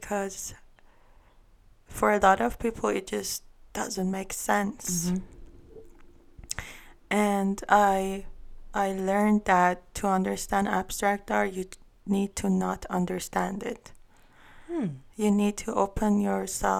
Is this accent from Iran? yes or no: yes; Iran; first language Armenian; English is a second language; moved away as an adult; I'm from Iran, but I'm Armenian. So over there we are a minority group. So we immigrated here